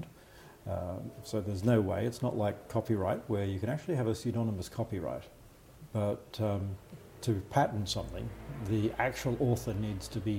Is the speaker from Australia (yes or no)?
yes; Australia; accent: Australian